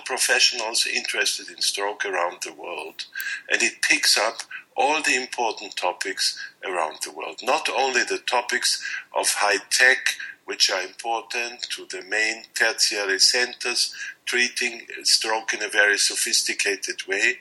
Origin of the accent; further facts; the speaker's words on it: Austria; I'm a neurologist from Austria